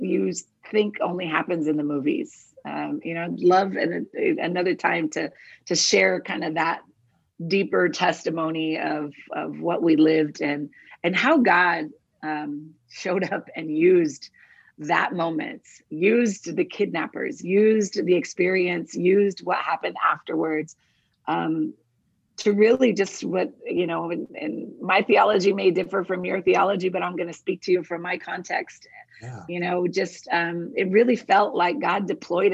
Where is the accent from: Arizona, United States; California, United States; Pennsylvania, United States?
Arizona, United States; Douglas; also born or lived in Agua Prieta, Sonora, Mexico; So I'm from Arizona, born and raised on the Arizona-Mexico border, in the city of Douglas, Arizona, which is border city to Agua Prieta, Sonora, Mexico. And I literally grew up on both sides of the border